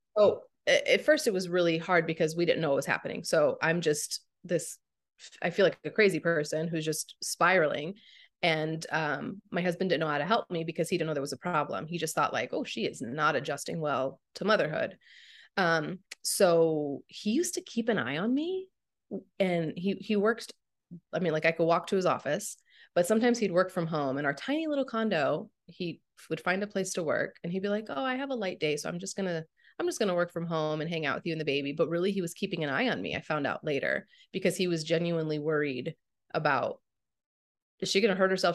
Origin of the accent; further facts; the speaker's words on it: St. Louis, Missouri, United States; moved away as an adult; now in Phoenix, United States; I grew up in Saint Louis